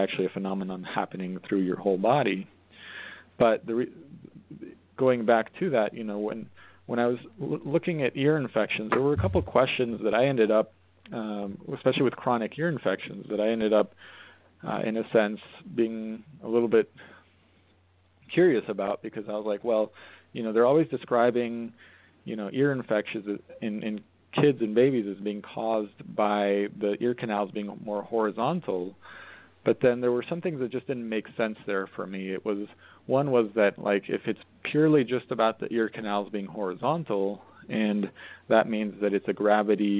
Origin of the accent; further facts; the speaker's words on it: Colorado, United States; moved away; also born or lived in Arizona / Portland, Maine / New York City; I grew up in Colorado, so it's like, you know, I was familiar with different extremes